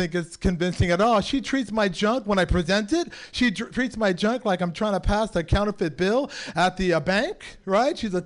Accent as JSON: {"language": "English", "town": "San Francisco", "region": "California", "country": "United States", "tie": "born or raised there", "said": "born and raised in San Francisco."}